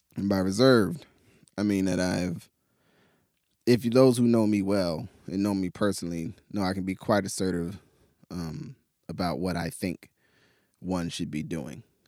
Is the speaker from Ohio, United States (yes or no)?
no; New Jersey, United States; also born or lived in Pittsburgh, United States; now in Portland, United States; growing up in New Jersey and then living in Pittsburgh for ten years